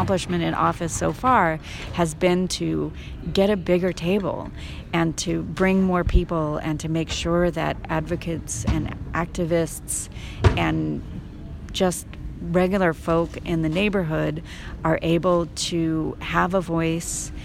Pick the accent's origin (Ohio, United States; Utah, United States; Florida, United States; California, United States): California, United States; Culver City; also born or lived in Paris, France; my hometown